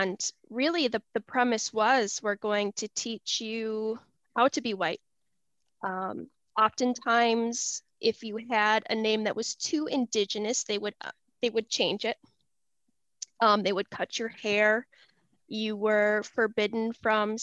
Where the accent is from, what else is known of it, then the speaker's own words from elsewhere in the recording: Shawano, Wisconsin, United States; now in Cedarburg, United States; I actually grew up in northern Wisconsin, in Shawano